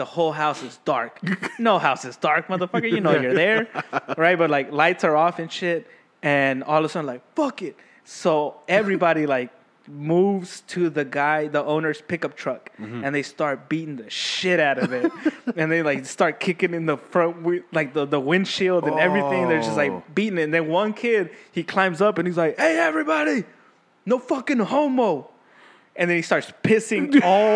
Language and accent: English; Austin, Texas, United States; I grew up in Dove Springs area